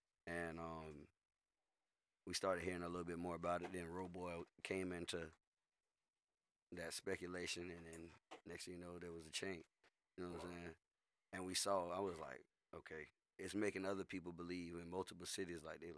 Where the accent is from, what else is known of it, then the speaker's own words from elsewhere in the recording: Tampa, Florida, United States; I'm from Tampa.